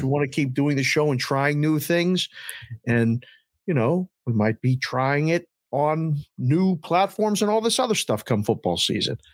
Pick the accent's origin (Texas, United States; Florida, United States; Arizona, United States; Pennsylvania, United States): Pennsylvania, United States; Pittsburgh; I'm born and raised in Pittsburgh, PA